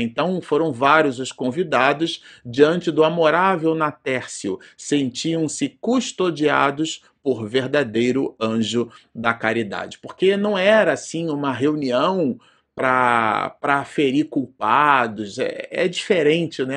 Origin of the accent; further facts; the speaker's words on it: Brazil; estamos gravando vídeo no Brasil e somos brasileiros, né, por pátria